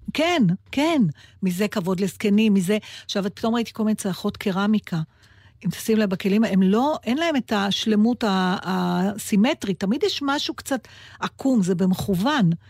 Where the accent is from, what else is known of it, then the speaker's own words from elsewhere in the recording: Israel; אני מישראל